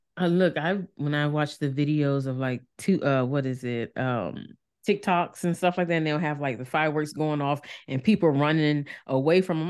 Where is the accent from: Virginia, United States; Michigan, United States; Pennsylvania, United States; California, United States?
Virginia, United States; Norfolk; I grew up in North, we like Norfolk, Virginia